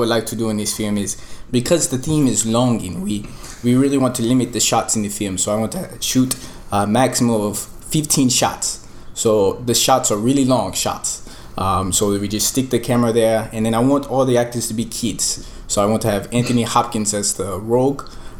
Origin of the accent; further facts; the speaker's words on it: Ethiopia; by the way, I'm originally from Ethiopia.